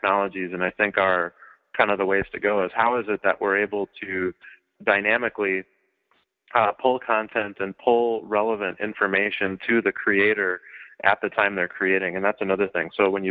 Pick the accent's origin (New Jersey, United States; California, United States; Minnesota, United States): Minnesota, United States; My mother is, I guess I would call her an anthropologist of crafts. And she worked at the Science Museum in Minnesota. I'm from Minnesota